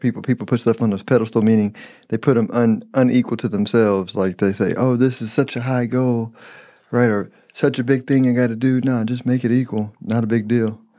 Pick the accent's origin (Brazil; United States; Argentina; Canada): United States; Houston, Texas; I'm from Houston, but I, and I grew up in Southwest